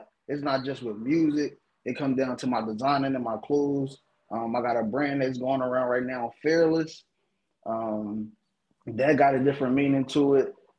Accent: Philadelphia, Pennsylvania, United States; I'm from Philly

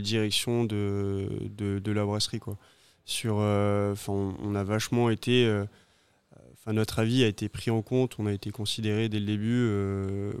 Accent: Pau, Nouvelle-Aquitaine, France; moved away as an adult; now in Réunion, France; originaire du sud-ouest, d'une petite ville qui s'appelle Pau

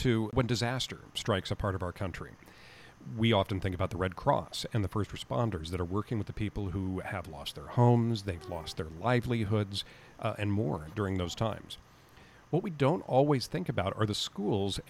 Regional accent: Southern California, United States; growing up in Southern California, absolutely we have wildfires

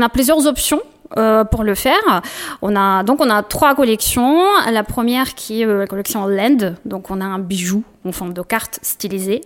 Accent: Russia; French is a second language; moved away as an adult; also born or lived in Kyiv, Ukraine / Moscow, Russia; now in Bordeaux, France; Je serai toujours attachée euh, bah, à la Russie, à la région où je suis née, forcément, à Kiev, là où je fais mes études, à Moscou

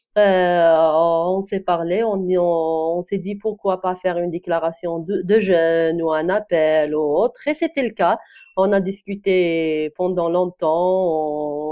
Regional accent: Kabylie, Algeria; first language Kabyle; French is a second language; ma langue maternelle, c'est amazir, c'est de kabyle, algérien

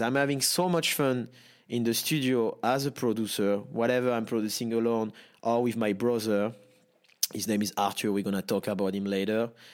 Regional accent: Nice, Provence-Alpes-Côte d'Azur, France; English is a second language; I'm born and raised in Nice, south of France.

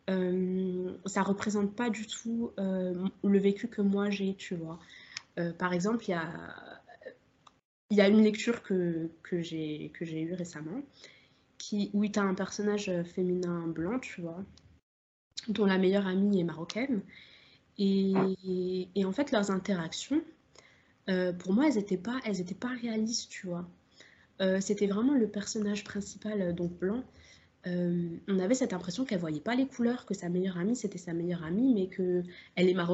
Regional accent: Algeria; Et, moi, je suis algérienne. Donc, tout, enfin, tu vois, la question de la colonisation, elle, elle me parle beaucoup

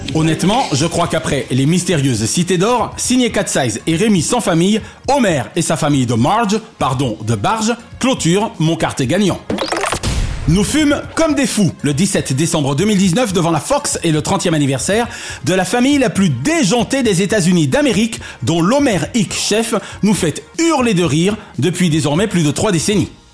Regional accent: France; en tant que Français

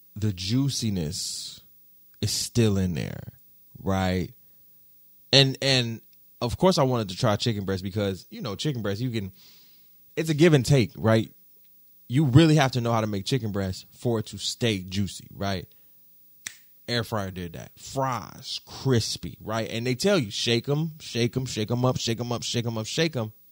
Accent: United States

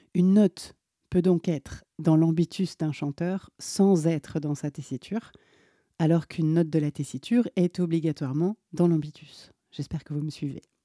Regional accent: Alsace, Grand Est, France; pendant mon enfance en Alsace

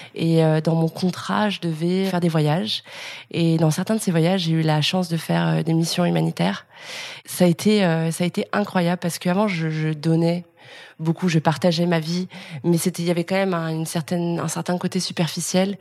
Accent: Lyon, Auvergne-Rhône-Alpes, France; moved away as an adult; now in Paris, France; je viens de Lyon, j'ai 32 ans.

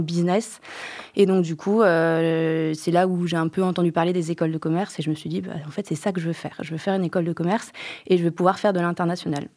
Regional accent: Angers, Pays de la Loire, France; moved away; also born or lived in Japan; je viens d'Angers

